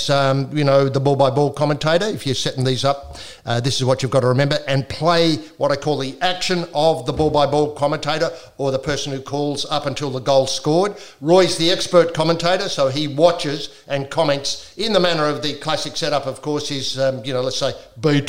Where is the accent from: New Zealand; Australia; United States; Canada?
Australia; South Australia; I grew up in South Australia